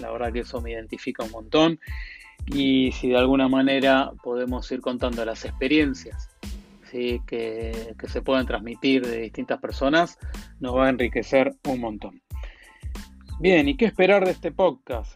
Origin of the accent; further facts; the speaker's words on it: Argentina; me habrán sacado por la tonada, soy argentino